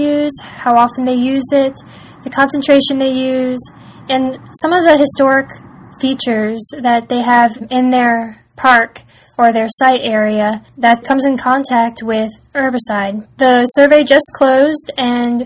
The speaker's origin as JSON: {"language": "English", "town": "Fairfax", "region": "Virginia", "country": "United States", "said": "I'm from Fairfax, Virginia"}